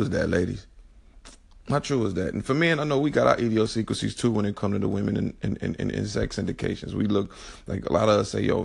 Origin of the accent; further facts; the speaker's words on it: Chicago, Illinois, United States; I'm from Chicago